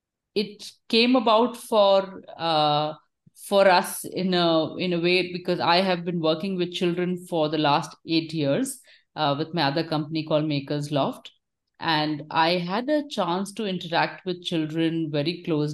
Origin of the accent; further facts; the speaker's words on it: Kolkata, West Bengal, India; moved away as an adult; also born or lived in United States / Switzerland / France; now in Bangalore, India; I am born and brought up in India, in Calcutta, in fact.